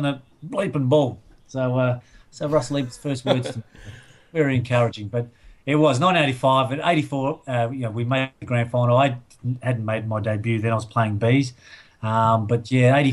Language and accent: English; Adelaide, South Australia, Australia; I grew up in the Rosewater area